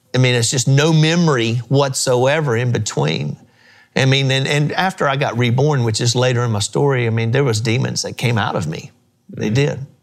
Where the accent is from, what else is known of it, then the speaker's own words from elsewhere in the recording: Mount Gilead, United States; the old church I grew up in in Mount Gilead